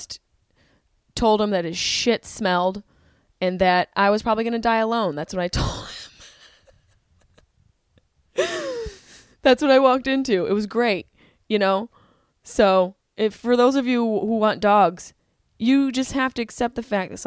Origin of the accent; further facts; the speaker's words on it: Syracuse, New York, United States; my hometown, Syracuse, New York